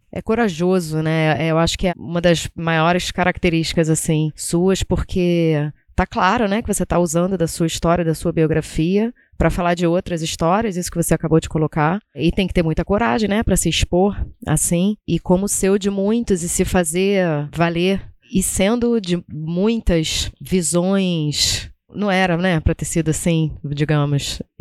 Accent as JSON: {"language": "Portuguese", "region": "Southeast", "country": "Brazil", "tie": "born or raised there", "said": "eu sou mais velha que você e não passei por isso, e sou nascida, criada aqui no Sudeste."}